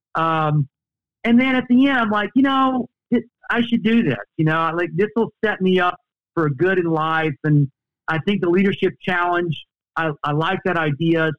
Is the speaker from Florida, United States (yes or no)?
no; Texas, United States; growing up in Texas